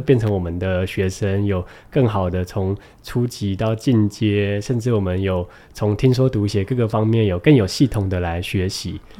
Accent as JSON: {"language": "Chinese", "country": "Taiwan", "said": "当我说我从台湾来的时候"}